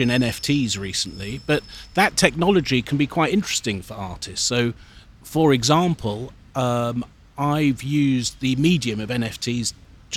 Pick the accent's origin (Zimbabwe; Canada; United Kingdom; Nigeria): United Kingdom; London; I was born in Hampstead in London